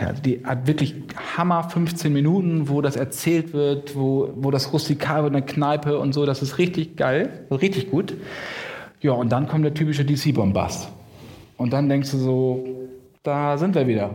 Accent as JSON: {"language": "German", "region": "Lower Saxony", "country": "Germany", "tie": "born or raised there", "moved": "yes", "said": "in meiner niedersächsischen Heimat, wo ich aufgewachsen bin"}